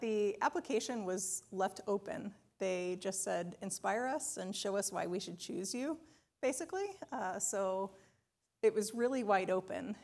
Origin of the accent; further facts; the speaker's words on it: Charleston, South Carolina, United States; now in Ann Arbor, United States; I grew up outside of Charleston, South Carolina